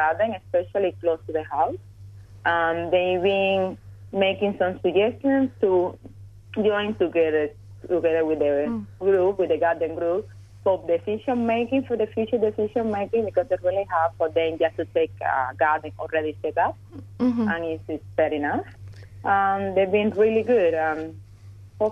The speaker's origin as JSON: {"language": "English", "country": "Cuba", "tie": "born or raised there", "moved": "yes", "lives_now": "Australia", "said": "I was growing up in Cuba."}